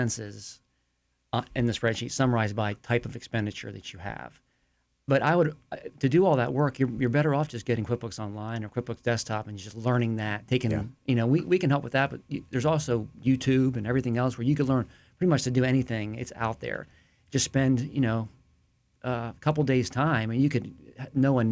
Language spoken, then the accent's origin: English; St. Petersburg, Florida, United States; now in Lakeland, United States; from St. Petersburg. I was born there, but I've lived here since 86, 87.